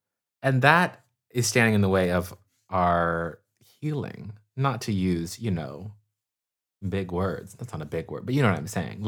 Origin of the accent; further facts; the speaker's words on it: California, United States; I guess I'm a Californian through and through.